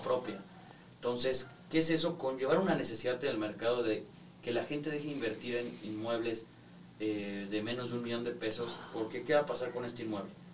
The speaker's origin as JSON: {"language": "Spanish", "country": "Mexico", "said": "a nosotros como mexicanos nos gusta tener y sentir nuestra escritura"}